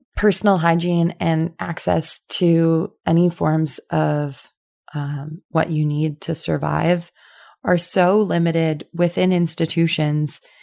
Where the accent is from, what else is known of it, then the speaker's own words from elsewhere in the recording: Winnipeg, Manitoba, Canada; I'm also from Winnipeg